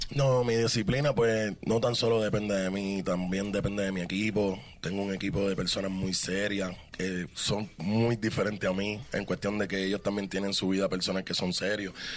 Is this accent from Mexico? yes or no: no; Carolina, Puerto Rico; nací en Puerto Rico